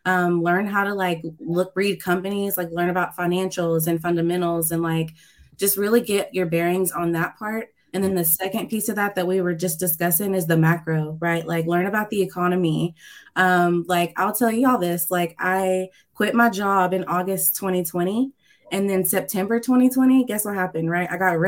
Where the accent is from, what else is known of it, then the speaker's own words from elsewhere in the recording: Tennessee, United States; from East Tennessee.